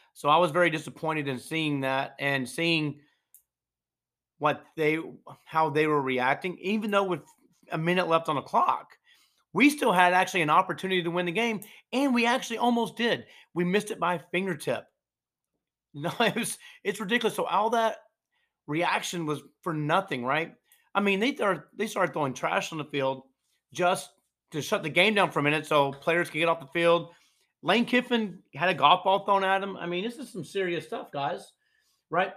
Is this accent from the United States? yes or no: yes; North Georgia, United States; we grew up in North Georgia, just south of Chattanooga